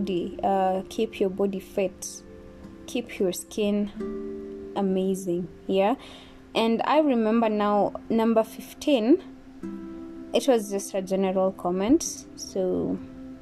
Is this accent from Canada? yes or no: no; Kenya; me being Kenyan